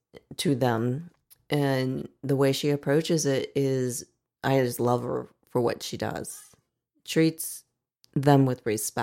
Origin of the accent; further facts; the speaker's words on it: Dayton, Ohio, United States; I grew up in Dayton.